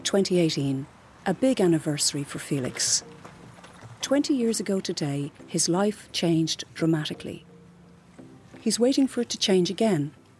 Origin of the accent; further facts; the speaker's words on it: Glenageary, Leinster, Ireland; moved away as an adult; now in Lyon, France; originally I'm from Glenageary, County Dublin.